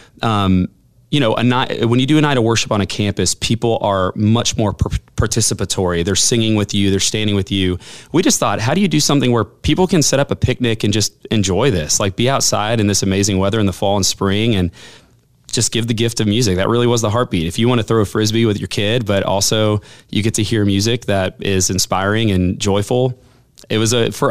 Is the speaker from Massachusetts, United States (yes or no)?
no; Southwest Florida, United States; also born or lived in Houston, Texas; now in Huntsville, United States; I grew up in Southwest Florida